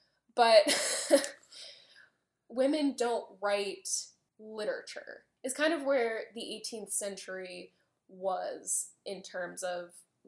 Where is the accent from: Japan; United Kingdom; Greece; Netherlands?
United Kingdom; England; I'm English.